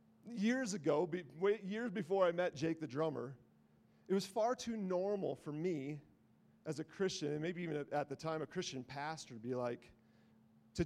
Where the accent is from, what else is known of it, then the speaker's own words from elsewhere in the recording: the North, United States; I'm from the North.